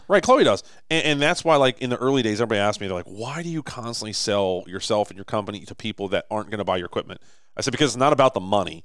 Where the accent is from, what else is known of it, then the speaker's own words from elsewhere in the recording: Baltimore, Maryland, United States; Baltimore, right? Like, this is my hometown.